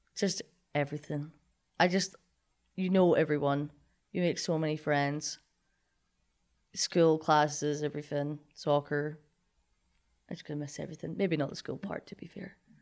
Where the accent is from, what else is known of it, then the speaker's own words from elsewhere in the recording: Linlithgow, Scotland, United Kingdom; moved away as an adult; now in Kirksville, United States; I'm from Scotland